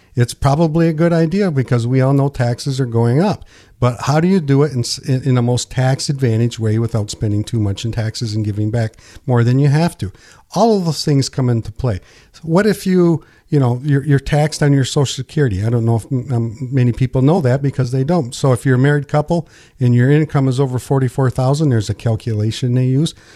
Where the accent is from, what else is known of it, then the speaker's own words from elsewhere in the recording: Pinconning, Michigan, United States; So, born and raised here, and I didn't move far